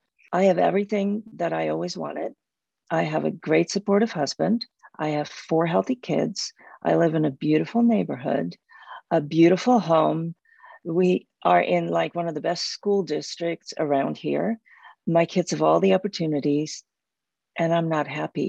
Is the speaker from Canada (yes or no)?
no; Netherlands; moved away as an adult; I grew up in Holland and lived there until I was 26.